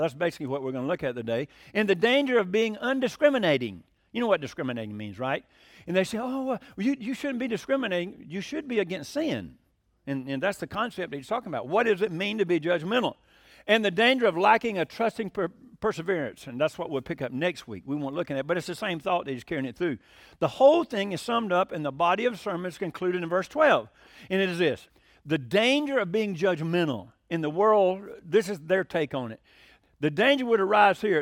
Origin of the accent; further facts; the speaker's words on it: Hiram, Georgia, United States; I'm from Hiram, Georgia